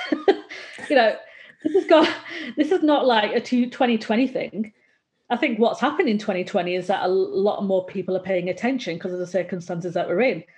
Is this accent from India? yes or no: no; Bolton, North West England, United Kingdom; I'm from Bolton in, in North in Northern England